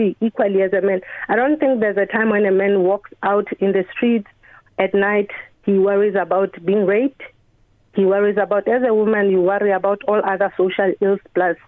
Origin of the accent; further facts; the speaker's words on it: Lesotho; moved away as an adult; now in Ireland; I'm from Lesotho in Southern Africa. My country is landlocked by South Africa